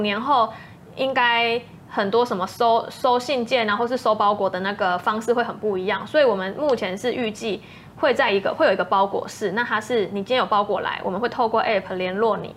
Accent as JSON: {"language": "Chinese", "region": "Changhua County", "country": "Taiwan", "moved": "yes", "said": "我是彰化人，嗯，就是也知道彰滨工业区那边也是风很大"}